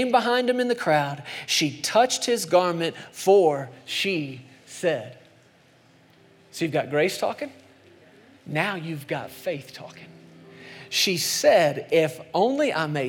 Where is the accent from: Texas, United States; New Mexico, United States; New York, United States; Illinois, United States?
Texas, United States; moved away; I grew up in Texas for a long time as a kid